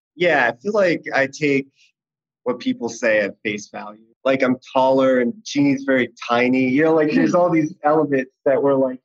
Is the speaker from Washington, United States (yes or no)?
no; Boston, Massachusetts, United States; moved away as an adult; now in Los Angeles, United States; I'm from Boston, Massachusetts originally, but I've lived in LA for like 15 years